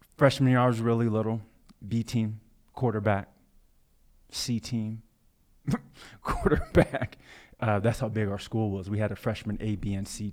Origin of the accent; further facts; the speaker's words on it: Blue Springs, Missouri, United States; also born or lived in Kansas City, Missouri; growing up in Blue Springs Hi, in Blue Springs, Missouri, um, predominantly white, neighborhood suburb of Kansas City, Missouri